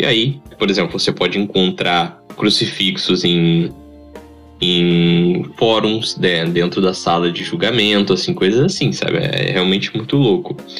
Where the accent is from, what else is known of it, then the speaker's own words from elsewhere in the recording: interior of São Paulo, Brazil; Nós somos caipiras mesmo. A gente veio do interior de São Paulo